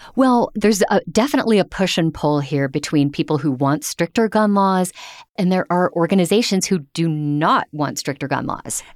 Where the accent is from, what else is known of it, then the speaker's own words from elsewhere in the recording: Ohio, United States; now in Denver, United States; my home state of Ohio